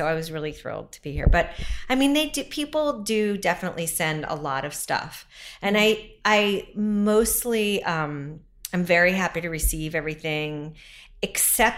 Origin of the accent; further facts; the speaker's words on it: Western Pennsylvania, United States; moved away as an adult; now in New York City, United States; I am from Western Pennsylvania